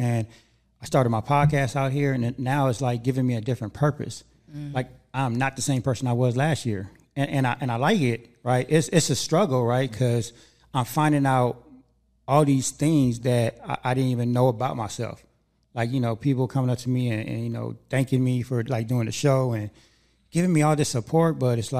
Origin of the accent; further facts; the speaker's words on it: Los Angeles, California, United States; now in Antelope Valley, United States; Because I grew up in Hollywood and in LA, but ever since I moved out here, I want to say, I moved out here about 5 years ago.